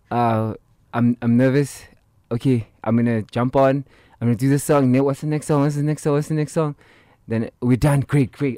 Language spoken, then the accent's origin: English; Soweto, Gauteng, South Africa; growing up in Soweto